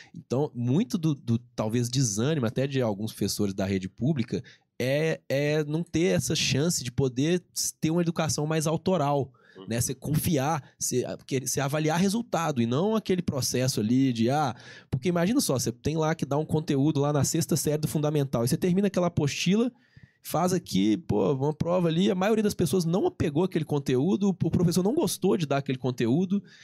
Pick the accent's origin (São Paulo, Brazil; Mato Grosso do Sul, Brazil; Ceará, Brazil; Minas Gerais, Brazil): Minas Gerais, Brazil; accent: mineiro; eu aqui como mineiro, né, vocês já sacaram pelo sotaque